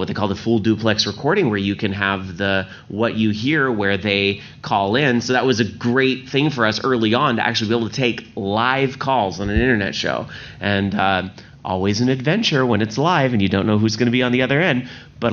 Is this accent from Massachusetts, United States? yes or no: no; Sacramento, California, United States; I'm from California, Northern California, Sacramento area